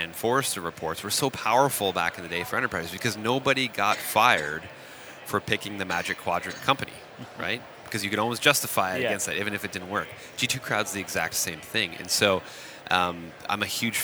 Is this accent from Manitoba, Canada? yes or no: no; Waterloo, Ontario, Canada; in my hometown called BlackBerry